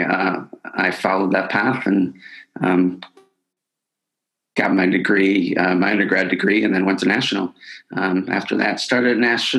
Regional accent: Chicago, Illinois, United States; moved away as an adult; also born or lived in Des Plaines, Illinois; now in United Kingdom; I was born in Chicago and raised there

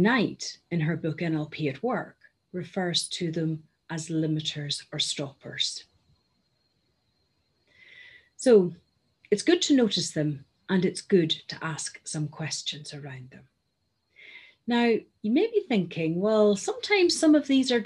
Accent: Northern Ireland, United Kingdom; moved away; You'll have gathered from my accent that I am originally from Northern Ireland and brought up there.

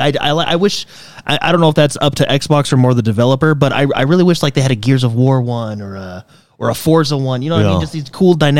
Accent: near Los Angeles, California, United States; now in Utah, United States; So we grew up near Los Angeles, right?

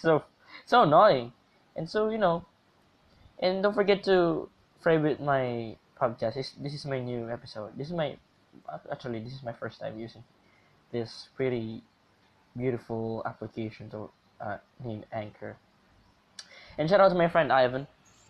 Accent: Philippines; I am Filipino.

